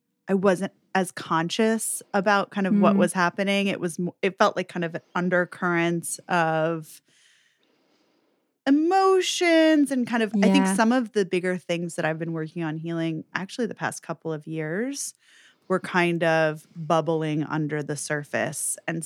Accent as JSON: {"language": "English", "region": "New York", "country": "United States", "tie": "born or raised there", "said": "So I'm from New York, born mm-hmm. and raised, and I grew up in an interesting household."}